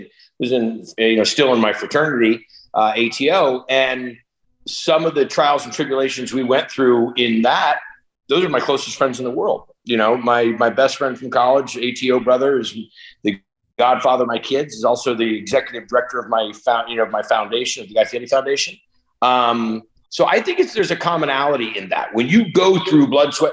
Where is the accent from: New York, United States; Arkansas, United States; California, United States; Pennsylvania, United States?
California, United States; Northern; I grew up in Northern California